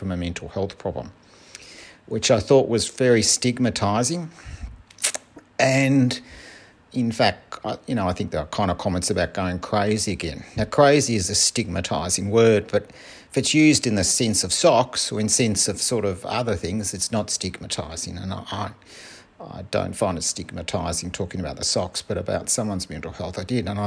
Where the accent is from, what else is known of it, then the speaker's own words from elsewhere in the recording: Melbourne, Victoria, Australia; I'm from Melbourne, Australia